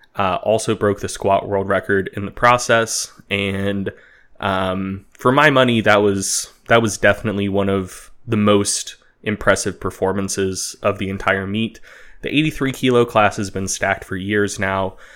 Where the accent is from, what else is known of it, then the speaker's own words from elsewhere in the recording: United States; as an American making this podcast